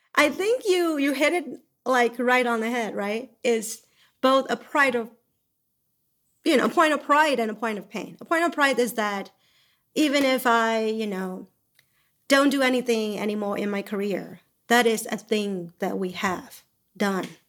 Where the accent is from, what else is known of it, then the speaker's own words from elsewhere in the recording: Myanmar; moved away; I came from Burma.